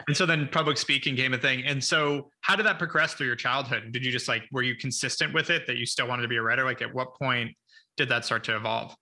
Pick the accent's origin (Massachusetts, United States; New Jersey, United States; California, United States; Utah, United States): California, United States; Ojai; also born or lived in Los Angeles / Santa Monica; born in West LA, in, then in Santa Monica till I was six, then moved up to Ojai for my childhood.